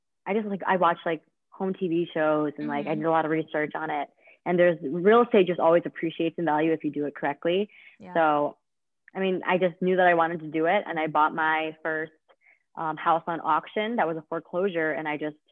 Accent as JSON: {"language": "English", "town": "Liverpool", "region": "New York", "country": "United States", "tie": "born or raised there", "said": "I grew up in Liverpool. I went to Liverpool High School"}